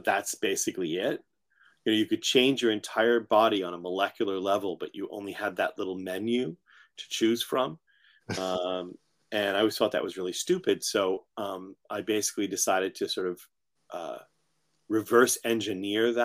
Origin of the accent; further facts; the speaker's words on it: Framingham, Massachusetts, United States; also born or lived in Haverhill, Massachusetts / New York; I grew up in Framingham